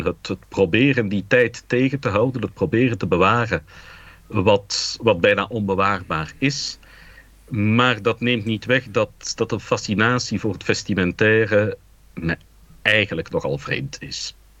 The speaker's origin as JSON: {"language": "Dutch", "town": "Dilbeek", "region": "Flanders", "country": "Belgium", "tie": "born or raised there", "also_born_or_lived": "Anderlecht", "said": "Ik ben opgegroeid in Dilbeek en dat is de grens van de Geuzenstreek"}